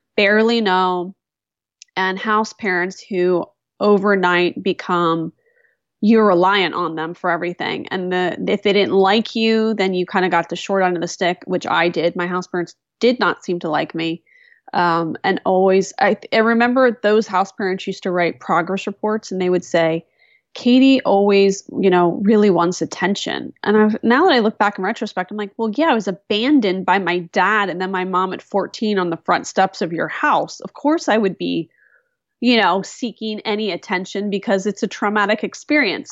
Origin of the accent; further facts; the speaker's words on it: West Chester, Pennsylvania, United States; moved away; also born or lived in Phoenixville, Pennsylvania; raised in a town called Westchester, Pennsylvania, which is a suburb of Philadelphia